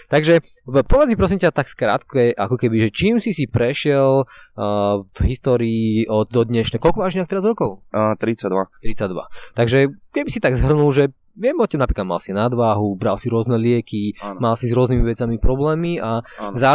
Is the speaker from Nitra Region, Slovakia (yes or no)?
yes; Nitra, Nitra Region, Slovakia; A ja som z Nitry z Klokočiny.